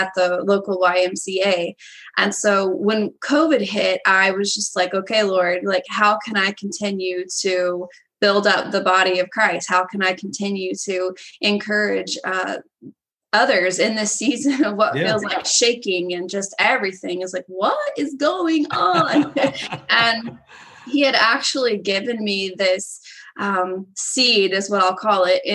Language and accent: English; Indiana, United States; I'm from Indiana